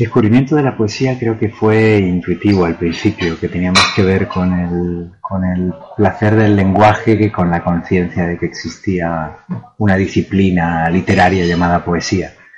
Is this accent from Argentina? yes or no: yes; Buenos Aires, Argentina; now in Granada, Spain; Yo pasé mi infancia en Argentina y luego sí mi vida en, Granada o Granada, como se debe decir. Pero ese primer contacto fue en Buenos Aires.